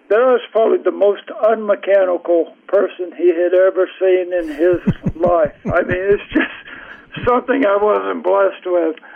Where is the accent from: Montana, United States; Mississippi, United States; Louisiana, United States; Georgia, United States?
Mississippi, United States; Greenwood; also born or lived in Cleveland, Mississippi / Leland, Mississippi / Clarksdale, Mississippi / Oxford, Mississippi; First, I moved to Greenwood when I was 10. So we lived in uh, various places in Mississippi Cleveland and uh, Leland and Clarksville and Oxford. But, uh, but when I was 10, we moved to Greenwood